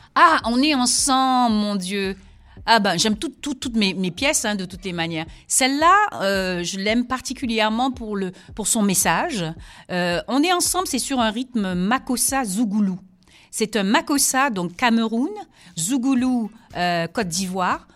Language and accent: French; Guadeloupe; also born or lived in Senegal; je suis de la Guadeloupe et je suis aussi du Sénégal, de père sénégalais, de maman ah, Guadeloupe